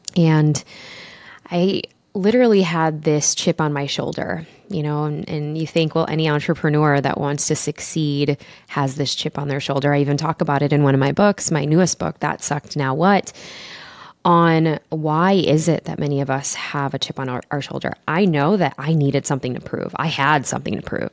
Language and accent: English; Chicago, Illinois, United States; my mom and my dad, they were immigrants, and I grew up in Chicago